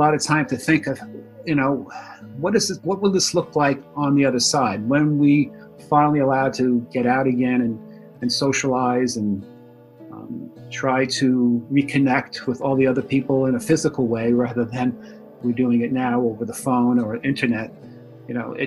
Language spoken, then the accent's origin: English; New York City, New York, United States; also born or lived in Florida / Park Ridge, New Jersey; I was born in the Bronx, grew up here, spent 10 years in Florida, and I've been back up here since 1990